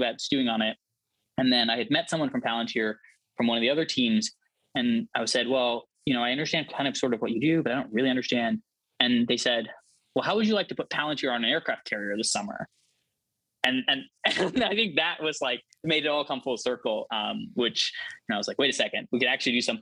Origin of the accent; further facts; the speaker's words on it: Palo Alto, California, United States; I'd grown up in Silicon Valley. Like, Palo Alto is my hometown